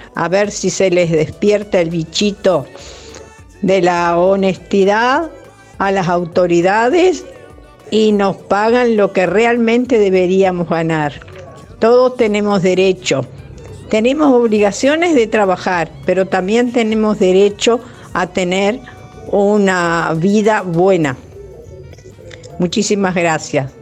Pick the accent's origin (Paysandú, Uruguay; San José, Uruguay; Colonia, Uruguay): Colonia, Uruguay; Juan Lacaze; mi pueblo de Juan Lacase